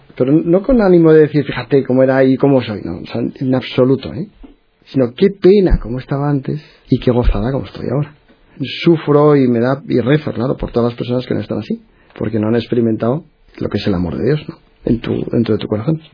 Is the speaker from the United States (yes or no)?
no; Madrid, Community of Madrid, Spain; moved away as an adult; now in Bilbao, Spain; Nací en Madrid, en una, bueno, una familia católica